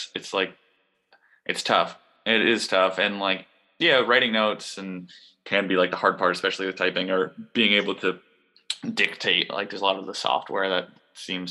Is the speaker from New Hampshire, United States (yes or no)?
yes; Manchester, New Hampshire, United States; Manchester, New Hampshire, my hometown